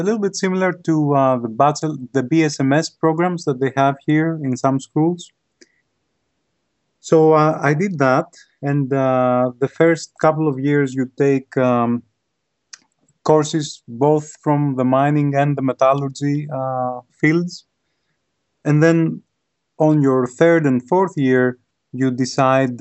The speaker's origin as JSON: {"language": "English", "town": "Athens", "region": "Attica", "country": "Greece", "tie": "born or raised there", "also_born_or_lived": "Worcester, Massachusetts, United States", "moved": "as an adult", "lives_now": "United States", "said": "I was born and raised in Athens, Greece. I lived in Greece for about 24 years, and then I moved to the United States."}